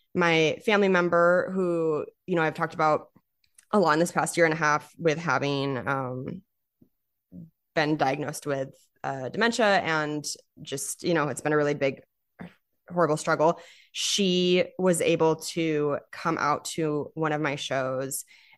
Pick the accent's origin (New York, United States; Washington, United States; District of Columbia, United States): Washington, United States; Spokane; moved away; So they were my hometown shows